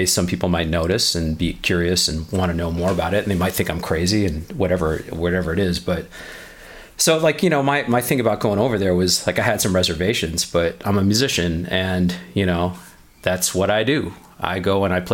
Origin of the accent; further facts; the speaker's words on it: Chicago, Illinois, United States; I grew up in Chicago.